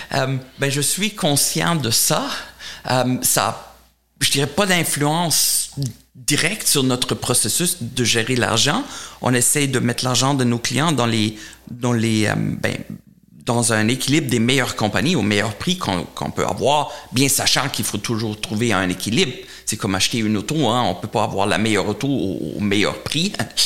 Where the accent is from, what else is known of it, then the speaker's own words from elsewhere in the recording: Germany; accent: German; French is a second language; moved away; j'ai un accent allemand, donc je suis allemand